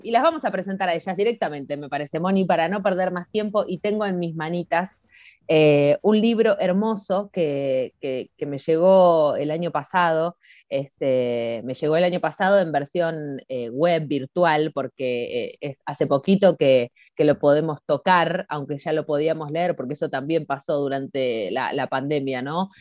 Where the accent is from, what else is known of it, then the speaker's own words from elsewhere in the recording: Argentina; como argentinos